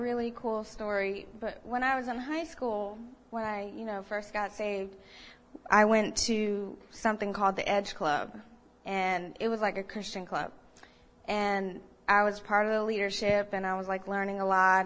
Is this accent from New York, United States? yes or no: no; Ohio, United States; moved away; I grew up in Ohio